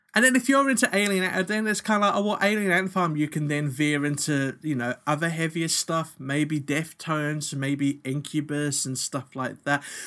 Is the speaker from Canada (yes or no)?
no; New Zealand; now in Australia; when I was growing up in New Zealand